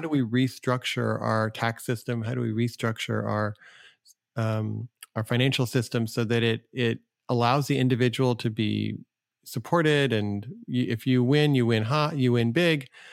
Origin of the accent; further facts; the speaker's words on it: United States; I am an American